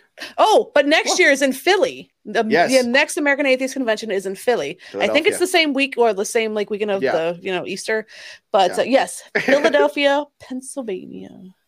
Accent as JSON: {"language": "English", "country": "Canada", "said": "I'm Canadian."}